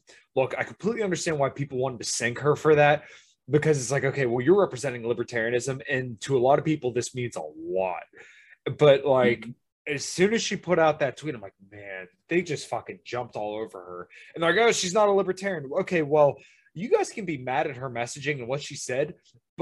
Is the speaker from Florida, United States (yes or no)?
no; Pittsburgh, Pennsylvania, United States; accent: Pennsylvania; when you're from Pittsburgh, you don't think you have an accent